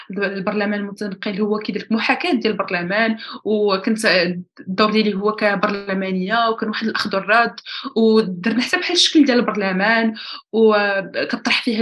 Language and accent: Arabic; Morocco